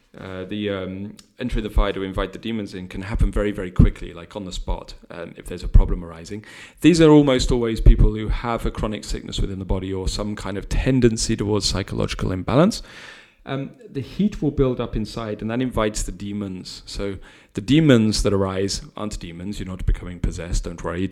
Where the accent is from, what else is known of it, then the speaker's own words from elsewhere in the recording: United Kingdom; we're British